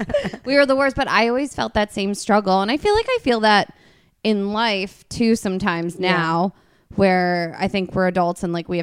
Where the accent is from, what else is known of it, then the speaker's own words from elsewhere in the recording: Princeton, New Jersey, United States; now in Los Angeles, United States; I grew up in Princeton and it was like in the middle of the university square.